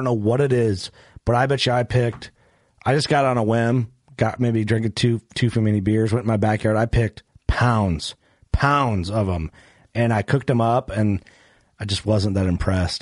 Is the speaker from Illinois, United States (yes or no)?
yes; Illinois, United States; even though I didn't grow up in this spot in Illinois, I was born in a different spot in Illinois. I never really feel like I'm from here